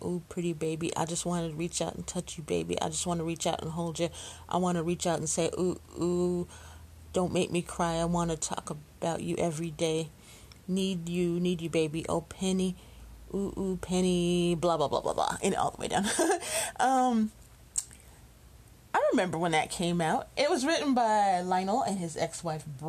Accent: Chicago, Illinois, United States; I'm just a Chicago girl. So I grew up in Chicago

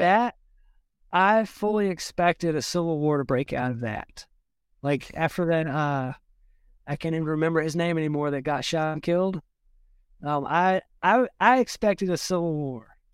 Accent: South Georgia, United States; moved away as an adult; now in Burkesville, Kentucky, United States; where I grew up in Georgia, I, I didn't live in the prettiest part of the state

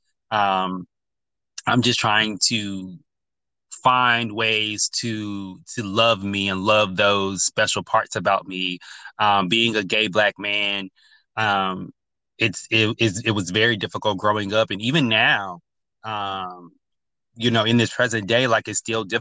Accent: North Carolina, United States; now in Los Angeles, United States; I'm from North Carolina originally

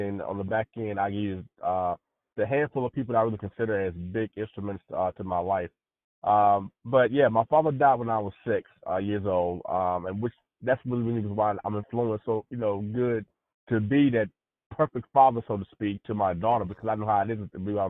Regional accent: North Carolina, United States; now in Virginia, United States; I'm originally from Carolina, but I'm in Virginia right now.

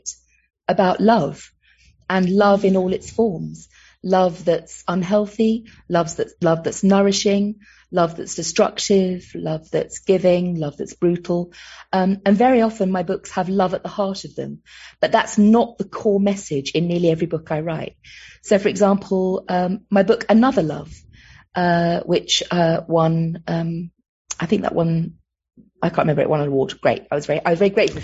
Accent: London, United Kingdom; accent: Cockney; moved away; I'm a Londoner who grew up on the Isle of Dogs in East London

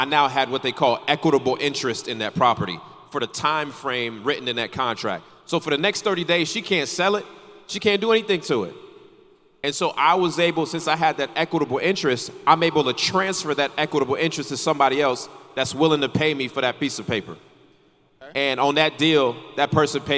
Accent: North Carolina, United States; I grew up in North Carolina

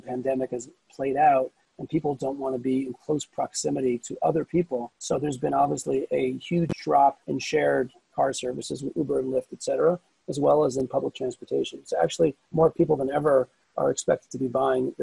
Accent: Silver Spring, Maryland, United States; moved away as an adult; now in Israel; I was born and bred in the States, as you could probably hear. Originally from Silver Spring, Maryland

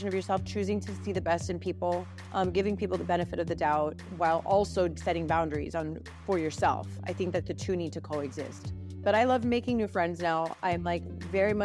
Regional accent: Miami, Florida, United States; I was born and raised here in Miami

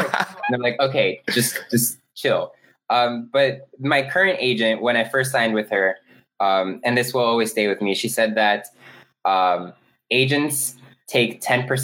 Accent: Miami, Florida, United States; moved away as an adult; also born or lived in New York; now in Los Angeles, United States; I grew up in Miami, Florida, 80 degrees year round.

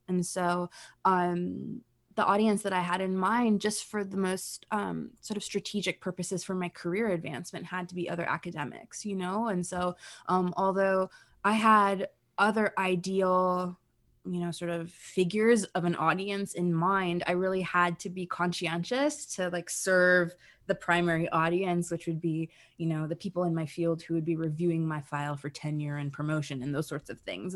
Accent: United States; now in Canada; I was born in the United States

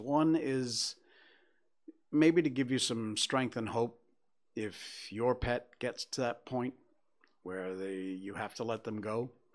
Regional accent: Cornwall, Connecticut, United States; moved away; Cornwall, my hometown. It's worth it. It really is. You could not have picked probably a better place to have grown up than Cornwall.

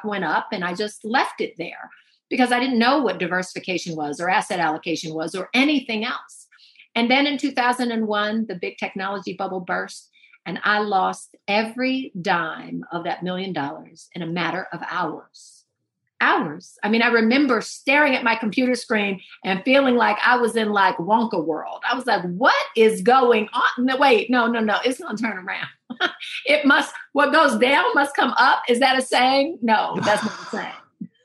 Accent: Oakland, California, United States; I grew up in Oakland, California

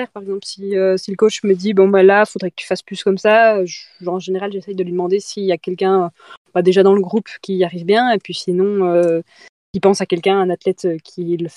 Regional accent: Doubs, Bourgogne-Franche-Comté, France; pas jurassienne, Doubliste.

